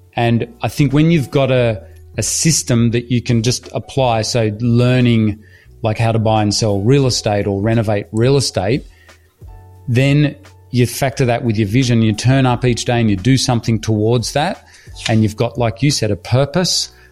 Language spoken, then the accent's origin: English; Australia; also born or lived in Hull, England; I'm from Australia, but I was originally, as I was saying to you, my family's from Hull in England, and we immigrated to Australia with absolutely nothing